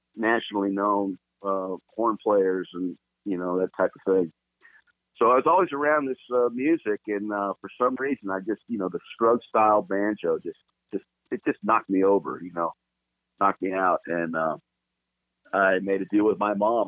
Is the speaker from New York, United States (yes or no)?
no; Los Angeles, California, United States; I was born in Los Angeles uh, proper, Los Angeles, California, really? and uh, both my parents were born there as well. And um, so I'm a native Californian